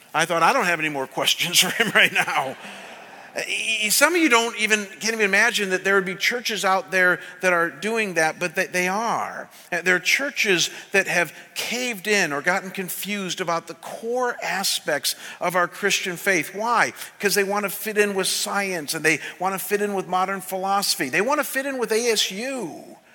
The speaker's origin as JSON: {"language": "English", "town": "Cleveland", "region": "Ohio", "country": "United States", "tie": "born or raised there", "moved": "yes", "said": "when I was pastoring back in Cleveland in my hometown"}